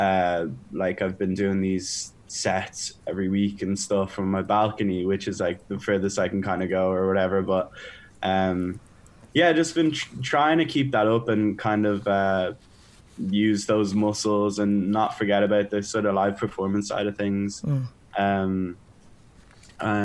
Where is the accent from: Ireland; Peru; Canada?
Ireland; Dublin, Leinster; overlooking Dublin. It's my home town